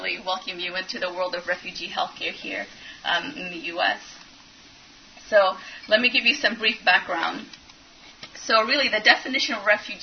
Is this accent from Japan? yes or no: no; Ethiopia; also born or lived in Europe; now in Louisville, United States; I'm actually from Ethiopia and have lived all around Europe.